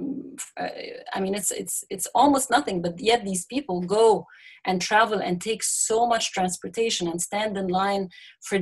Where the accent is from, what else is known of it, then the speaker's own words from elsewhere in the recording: Egypt; growing up in Egypt, you know, it's easy to find yourself in a class bubble